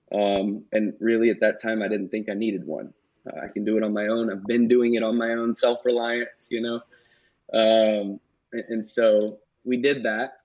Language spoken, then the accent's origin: English; Knoxville, Tennessee, United States; I was born in Knoxville, Tennessee.